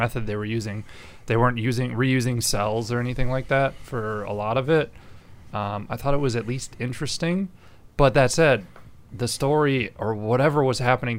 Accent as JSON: {"language": "English", "region": "Midwest", "country": "United States", "tie": "born or raised there", "said": "I was born and raised in the Midwest, so. That's why I say Ariel instead."}